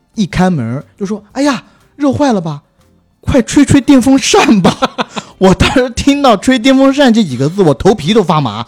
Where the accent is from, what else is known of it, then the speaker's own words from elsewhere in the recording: southern China, China; 我作为一个南方人